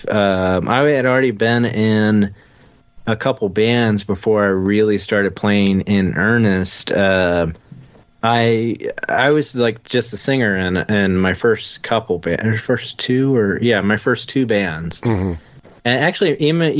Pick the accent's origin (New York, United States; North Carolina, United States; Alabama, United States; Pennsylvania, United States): North Carolina, United States; Wilmington; now in Charlotte, United States; I'm originally from Wilmington, North Carolina, and I've lived in North Carolina my whole life, moved to Charlotte in 2006